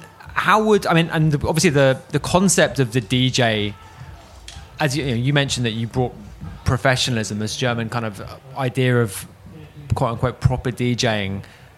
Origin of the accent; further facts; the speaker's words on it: United Kingdom; as a Brit